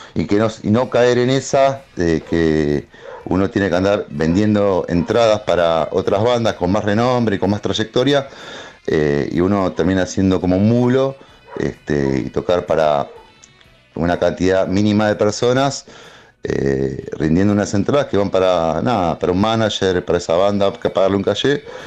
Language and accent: Spanish; Temperley, Buenos Aires Province, Argentina; nosotros somos de Temple, de zona